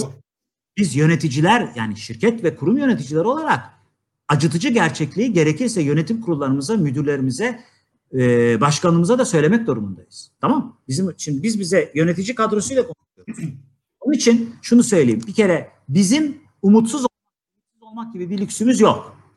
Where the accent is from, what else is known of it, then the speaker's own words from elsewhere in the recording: Niksar, Tokat, Turkey; Ben biliyorsunuz Tokat Niksarlıyım